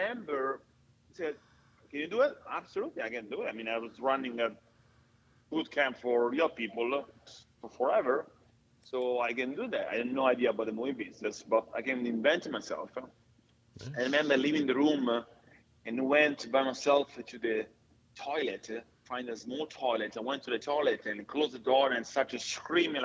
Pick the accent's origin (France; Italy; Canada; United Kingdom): Italy; accent: Italian; now in Atlanta, United States; my Italian accent